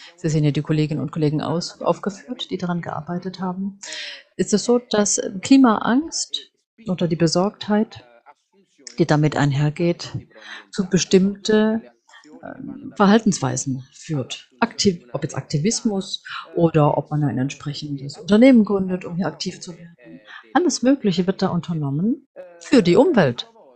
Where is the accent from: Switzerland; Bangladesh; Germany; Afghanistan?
Bangladesh; moved away; Und ich komme ja ursprünglich aus Bangladesch